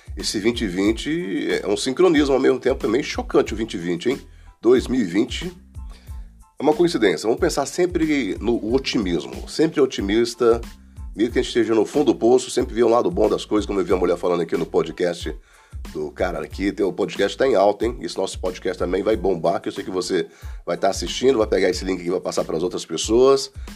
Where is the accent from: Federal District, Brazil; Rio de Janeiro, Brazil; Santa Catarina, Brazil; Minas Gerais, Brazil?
Federal District, Brazil; Brasília; Fui criado aqui, vim para cá para Guará. Eu tinha uns 7 anos.